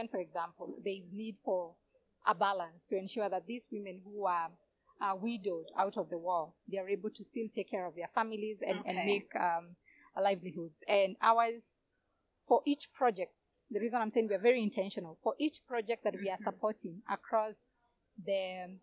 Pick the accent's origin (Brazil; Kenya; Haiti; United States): Kenya; my experience as Kenyan.